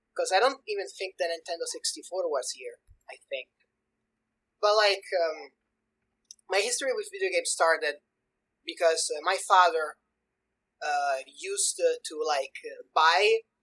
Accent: Sicily, Italy; I'm from Italy, specifically Sicily

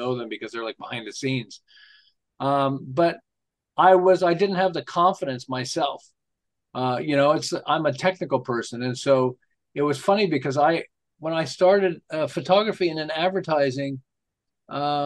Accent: Montreal, Quebec, Canada; moved away as an adult; now in Southern California, United States; I'm originally from Montreal, although I live in Southern California for about 35 years

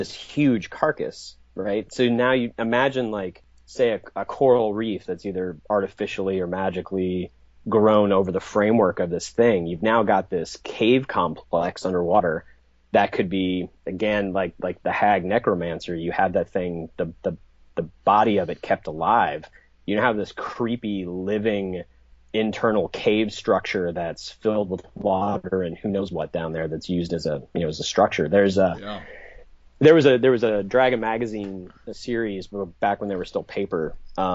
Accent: Kentucky, United States; where I grew up in Kentucky

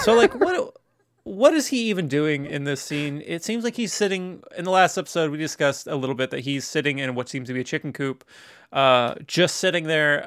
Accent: Tacoma, Washington, United States; I was born in Tacoma

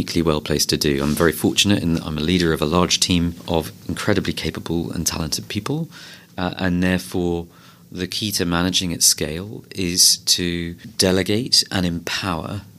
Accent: London, United Kingdom; I was born and brought up in London, I went to a school in southwest London called Hampson School

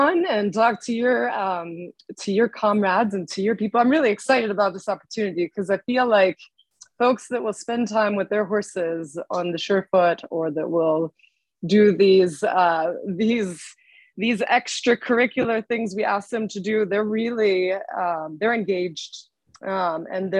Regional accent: Georgia, United States; moved away as an adult; now in Lexington, United States; I'm from Georgia

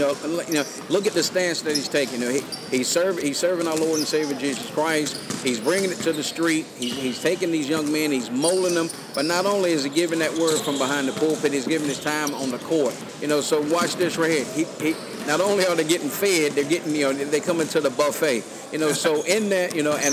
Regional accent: near Sanford, North Carolina, United States; His church is in Sanford, North Carolina, not too far from my hometown, US 1 North.

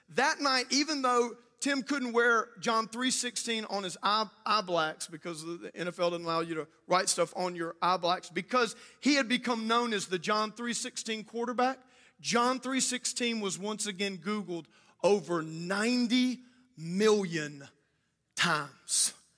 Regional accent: South Louisiana, United States; also born or lived in New Orleans; I actually was, uh, born in New Orleans. I grew up in South Louisiana in Cajun land

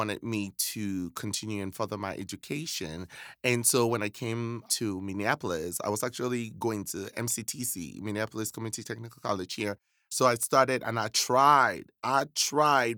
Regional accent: Cameroon; moved away; I was born and raised in West Africa, precisely Cameroon

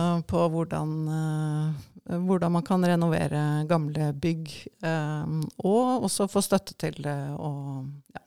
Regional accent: Hølen, Viken, Norway; moved away as an adult; also born or lived in Asia; Jeg er oppvokst i Hølen, som er et lite tettsted mm. utenfor mm. Oslo.

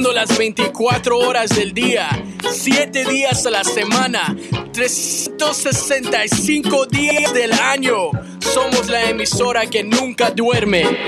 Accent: Bolivia; yo soy de Bolivia, I'm boliviano

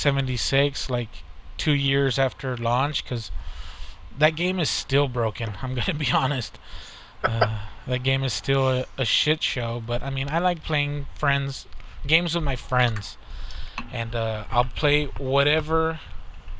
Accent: United States; We're American

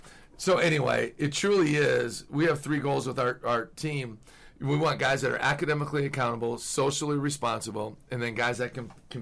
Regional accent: Midwest, United States; I'm from the Midwest.

